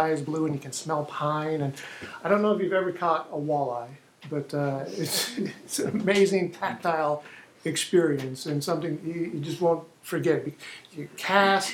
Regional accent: Minnesota, United States; I grew up in Minnesota, the land of 10,000 lakes

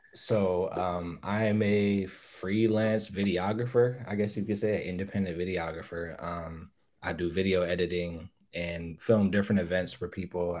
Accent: Buffalo, New York, United States; I grew up in Riverside

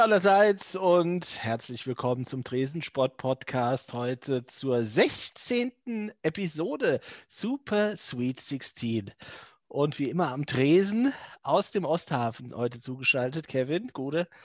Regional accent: Frankfurt am Main, Hesse, Germany; als Frankfurter

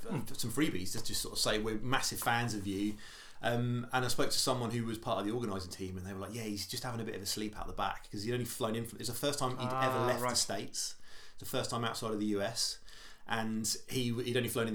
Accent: Stubbington, South East England, United Kingdom; also born or lived in Portsmouth / Gosport / Southsea; So I grew up in Stubbington, which is about half hour from Portsmouth. So I was born in Portsmouth

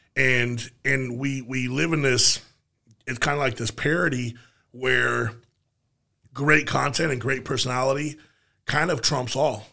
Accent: United States; as an American

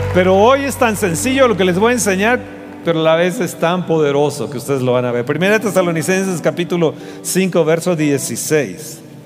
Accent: Mexico; soy de México, soy de México

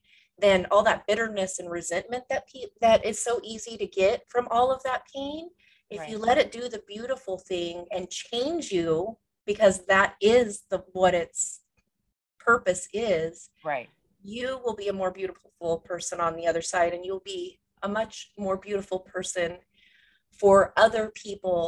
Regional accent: California, United States; moved away as an adult; also born or lived in Washington State; now in Washington, United States; I grew up in California

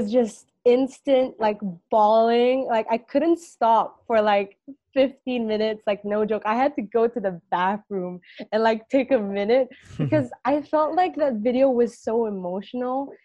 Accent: Singapore; I was born and raised here in Singapore

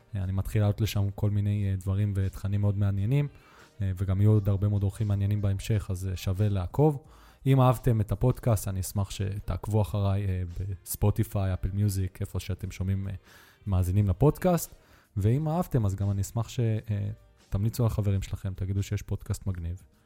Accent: Netanya, Central District, Israel; moved away; גדלתי בנתניה

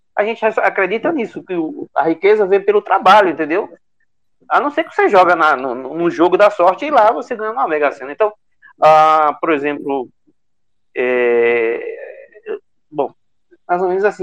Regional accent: Bahia, Brazil; Sou da Bahia também

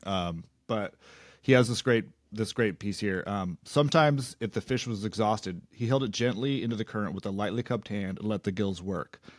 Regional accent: Big Sur, California, United States; I grew up just outside Big

